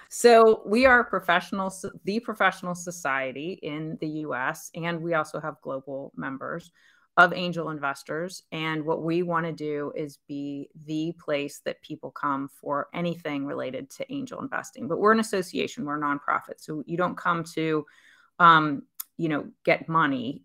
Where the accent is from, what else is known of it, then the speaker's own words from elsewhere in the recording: Pennsylvania, United States; moved away as an adult; also born or lived in Pittsburgh / New York / Dallas / San Francisco; now in Charlotte, United States; I grew up in Pennsylvania. I lived there most of my life before I met my husband